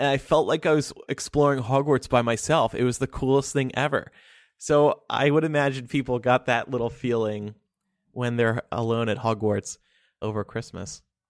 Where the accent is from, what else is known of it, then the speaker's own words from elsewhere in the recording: United States; Hi, I'm American.